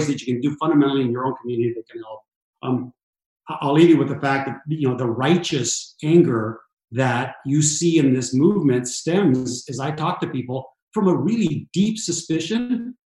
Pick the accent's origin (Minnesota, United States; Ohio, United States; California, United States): California, United States; Los Angeles; I grew up in Southern California in East LA in the inner city.